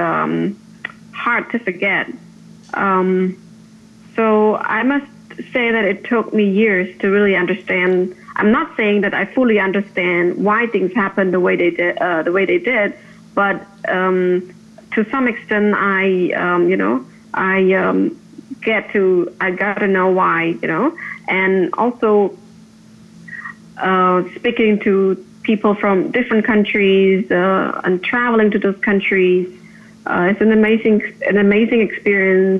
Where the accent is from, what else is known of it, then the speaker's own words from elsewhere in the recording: Phnom Penh, Cambodia; I was born and raised in Phnom Penh, and I spent about 2 years in Singapore doing my master's degree in public policy